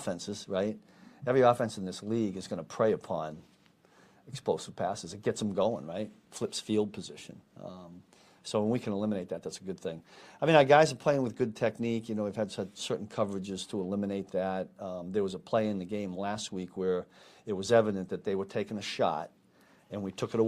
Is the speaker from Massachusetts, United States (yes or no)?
yes; Boston, Massachusetts, United States; accent: Boston; moved away; We're both from the Boston area in New England, talk the same